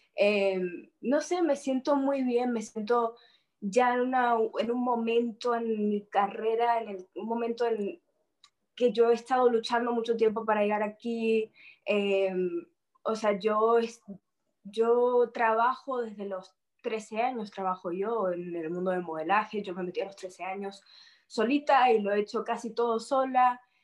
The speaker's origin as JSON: {"language": "Spanish", "town": "Miami", "region": "Florida", "country": "United States", "tie": "born or raised there", "also_born_or_lived": "Madrid, Spain"}